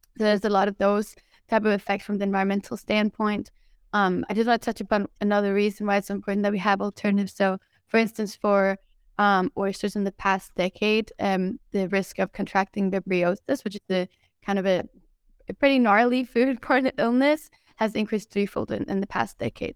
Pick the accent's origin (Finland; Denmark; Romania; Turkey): Denmark; moved away; also born or lived in Sweden; I grew up in Denmark